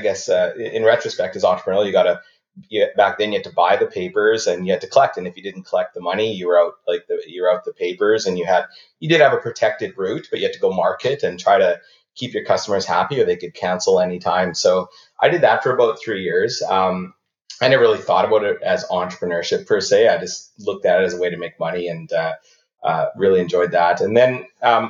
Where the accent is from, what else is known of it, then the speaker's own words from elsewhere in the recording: Esterhazy, Saskatchewan, Canada; moved away as an adult; also born or lived in Winnipeg; I'm from a town called Esterhazy, which is pretty close to the Manitoba-Saskatchewan border in the south.